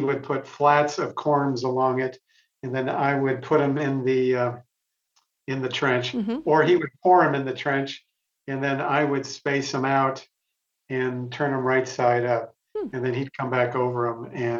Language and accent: English; West Michigan, United States; moved away; I went to Michigan State because I grew up in West Michigan